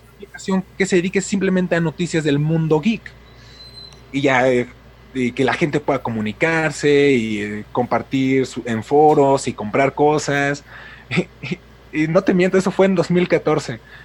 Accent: Mexico City, Mexico; now in Puebla, Mexico; soy de México, actualmente vivo en Puebla, pero soy originario de la Ciudad de México

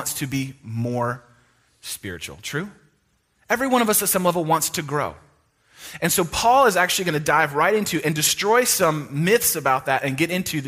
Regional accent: East Bay of San Francisco, California, United States; I went to a private Christian high school in where I grew up in the East Bay of San Francisco

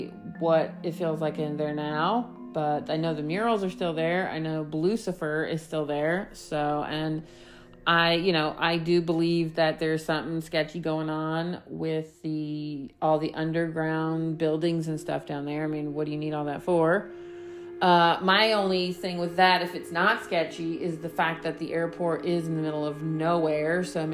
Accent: East Coast, United States; me growing up in the East Coast, the winter there versus Colorado are very two different things.

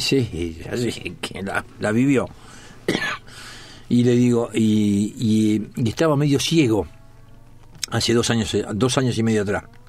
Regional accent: Buenos Aires, Argentina; also born or lived in Corrientes; me crié en Bransen y Montes de Oca. O sea, siete, ocho cuadras de la cancha de boca

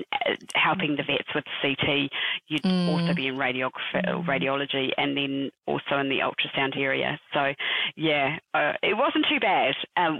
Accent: New Zealand; moved away as an adult; also born or lived in United Kingdom; now in Perth, Australia; I am originally from New Zealand. I am now currently living in Perth.

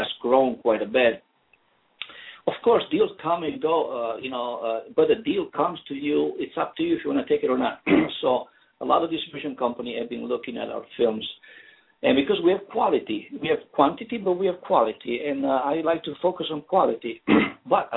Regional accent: northern Italy, Italy; moved away as an adult; now in Illinois, United States; I was born and raised in a small town, northern Italy.

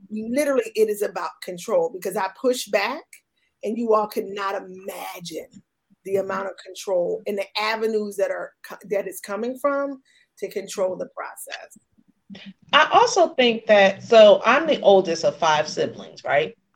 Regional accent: Camden, New Jersey, United States; I grew up in Camden, but I went to all white schools.

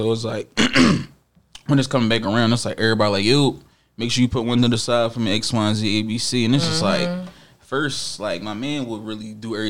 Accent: Jamaica; I'm Jamaican for sure.

